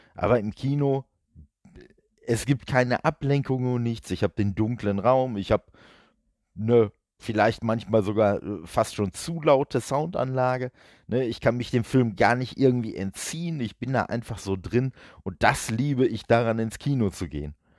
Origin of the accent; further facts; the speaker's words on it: Duisburg, North Rhine-Westphalia, Germany; ich komme ja aus Duisburg